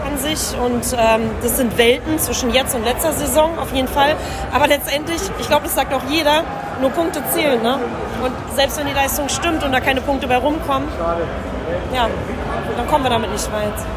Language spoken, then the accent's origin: German; Berlin, Germany; ich komme aus Tempelhof.